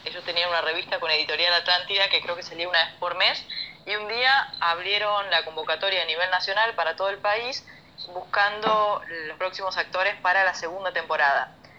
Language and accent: Spanish; Rafaela, Santa Fe, Argentina; moved away as an adult; now in Buenos Aires, Argentina; somos de Rafaela, como te decía antes, familia numerosa